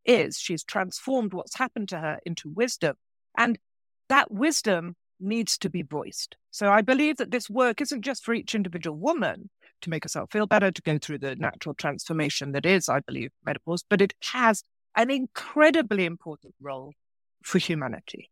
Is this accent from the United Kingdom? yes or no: yes; England, United Kingdom; moved away; also born or lived in France; I actually was born in England, but I, I spent twenty-five years in France, in rural France